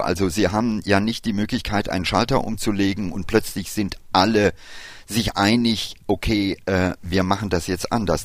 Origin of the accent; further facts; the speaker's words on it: India; moved away; mein Vater ist Inder. Ich habe meine Kindheit in Indien verlebt